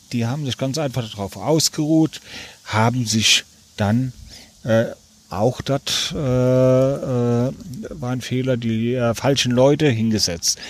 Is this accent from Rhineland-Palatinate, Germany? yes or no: yes; Neuwied, Rhineland-Palatinate, Germany; Ich bin stolz auf meine Heimatstadt